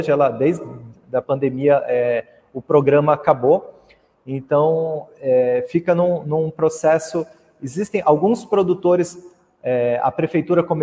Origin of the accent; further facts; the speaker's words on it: Mogi das Cruzes, São Paulo, Brazil; que sou de Mogi das Cruzes, ali da região de Itaiaçupeba